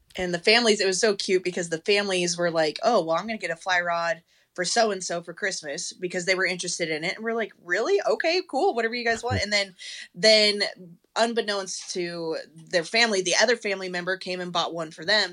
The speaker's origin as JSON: {"language": "English", "region": "Colorado", "country": "United States", "tie": "born or raised there", "moved": "as an adult", "lives_now": "Texas, United States", "said": "I growing up in Colorado"}